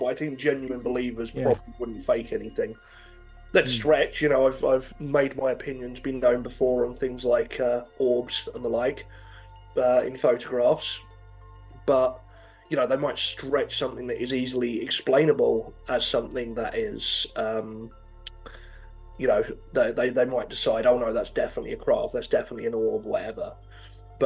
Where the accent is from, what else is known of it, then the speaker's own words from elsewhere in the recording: United Kingdom; I was growing up in Hartford